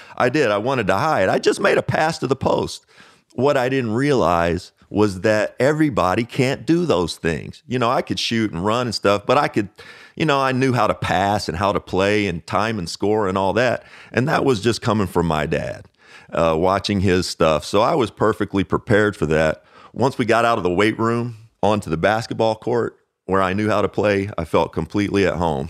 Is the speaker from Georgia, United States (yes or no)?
no; Owensboro, Kentucky, United States; Growing up in Owensboro, Kentucky, it's a town